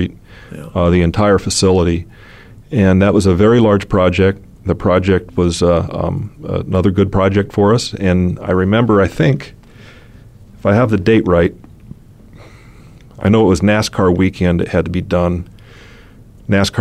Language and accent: English; Phoenix, Arizona, United States; also born or lived in Oil City, Pennsylvania; growing up in Phoenix